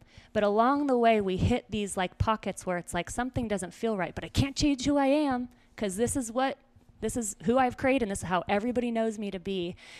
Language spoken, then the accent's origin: English; Simi Valley, California, United States; born there; where I was born in Simi Valley was where that show was actually recorded.